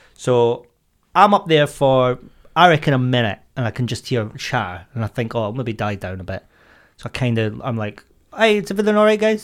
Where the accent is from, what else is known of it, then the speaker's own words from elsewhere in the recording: Scotland, United Kingdom; I am Scottish